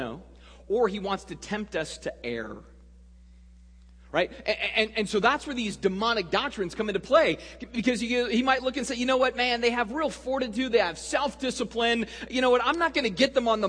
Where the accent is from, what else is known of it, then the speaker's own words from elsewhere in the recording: Sedona, Arizona, United States; I grew up in a small town in central Arizona called Sedona